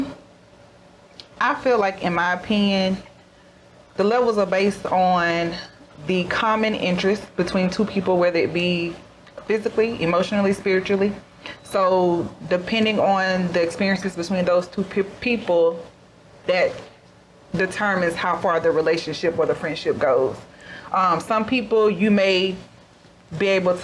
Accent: Louisiana, United States; I am from Louisiana

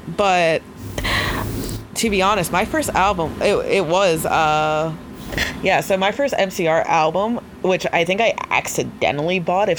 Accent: Montgomery, New York, United States; Shout out to Montgomery, New York. Not really my home, whatever, who cares. I went to school in Montgomery, New York.

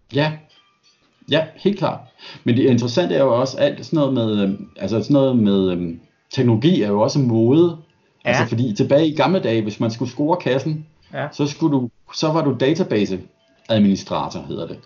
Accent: Denmark; now in Australia; jeg er dansker

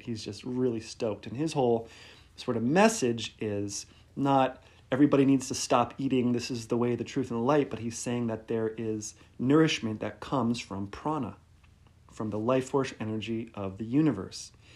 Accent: Detroit, Michigan, United States; I'm from Detroit, so it's kind of like a Midwestern connection there

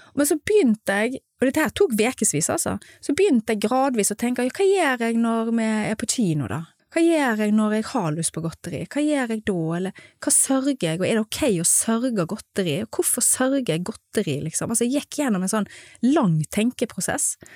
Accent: Stord, Vestland, Norway; moved away as an adult; now in Gothenburg, Sweden; Jeg er jo fra Stord

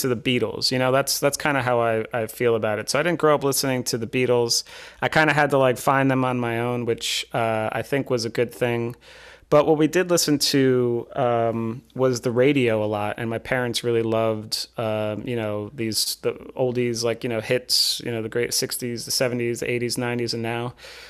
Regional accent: Long Island, New York, United States; moved away as an adult; also born or lived in Pennsylvania; now in California, United States; I'm from Long Island, and I went to school out in Pennsylvania

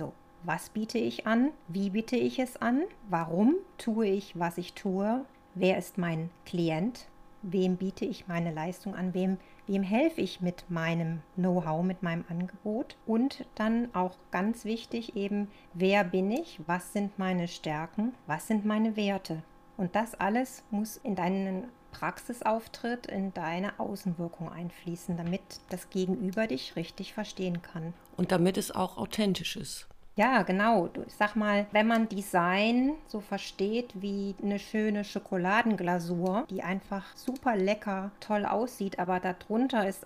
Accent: Cologne, North Rhine-Westphalia, Germany; moved away as an adult; also born or lived in Northern Germany; now in Leonberg, Germany; wie man vielleicht ein bisschen hören kann, bin ich kein Urschwabe, sondern ich komme ursprünglich aus der Kölner Ecke. Ich bin über mein Grafikdesign-Studium nach Norddeutschland gekommen und mittlerweile bin ich schon seit 20 Jahren hier unten im Süden.

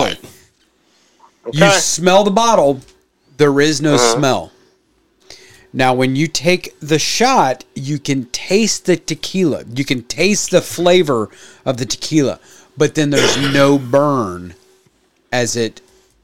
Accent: Illinois, United States; moved away; Where I grew up in Illinois

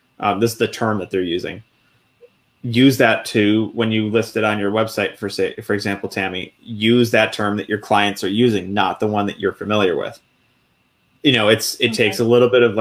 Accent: Buffalo, New York, United States; moved away as an adult; I grew up in Buffalo, New York. Everybody calls, pop. I call it pop. But I moved out of Buffalo when I joined the military

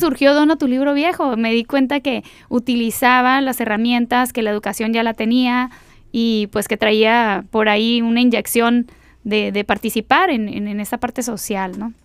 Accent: Mexicali, Baja California, Mexico; yo soy nacida en la Ciudad de México y bueno, a través de, mi familia llegué aquí y me establecí, estudié toda mi primaria, aquí

